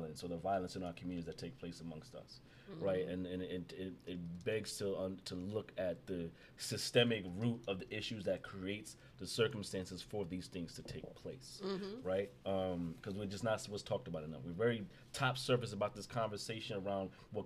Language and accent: English; New York City, New York, United States; born and raised in Brownsville